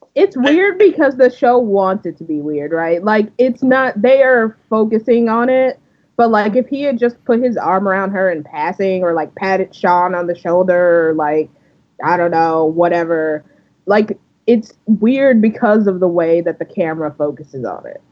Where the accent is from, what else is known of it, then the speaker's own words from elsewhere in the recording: Canada; we're Canadian